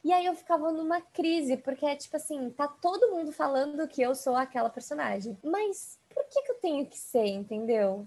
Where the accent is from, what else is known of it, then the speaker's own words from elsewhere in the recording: São Paulo, Brazil; eu sou de São Paulo e São Paulo é uma cidade que tem muita, muita, muitas pessoas de descendência asiática, então já é uma cidade que eu não tô completamente sozinha ali. Uhum, uhum. É, e eu cresci ali no bairro da Aclimação